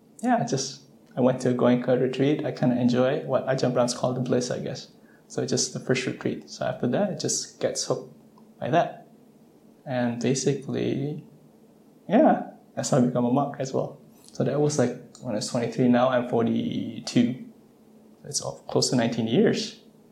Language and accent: English; Southern California, United States; I'm from Southern California